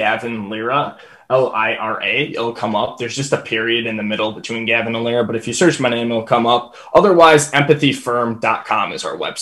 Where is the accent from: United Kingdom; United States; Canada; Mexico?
United States; Wisconsin; I'm from Wisconsin